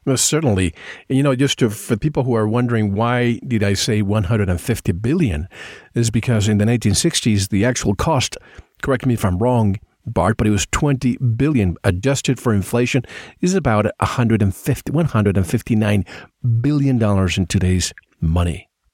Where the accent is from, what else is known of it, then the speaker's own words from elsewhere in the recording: Puerto Rico; I grew up in Puerto Rico